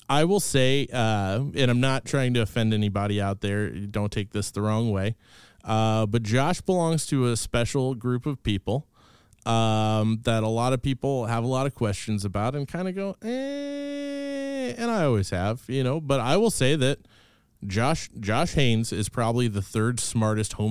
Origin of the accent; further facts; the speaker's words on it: Kansas City, United States; I'm from Kansas City. I'm a total city kid